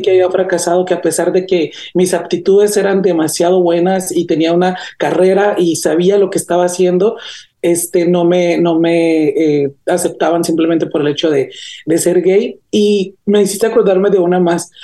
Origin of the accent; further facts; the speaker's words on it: Gómez Farías, Chihuahua, Mexico; also born or lived in Namiquipa, Chihuahua; now in United States; mi pueblito este caraqueño que tengo por ahí en Chihuahua, se llama Gómez Farías, Chihuahua. Yo nací en un pueblo aledaño de ahí mismo